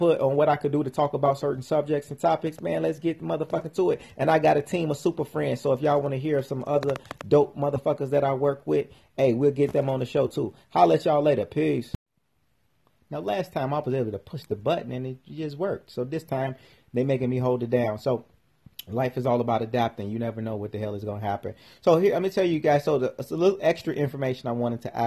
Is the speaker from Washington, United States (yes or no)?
no; Chicago, Illinois, United States; came up in Chicago, and I started my first business when I was about 12 years old.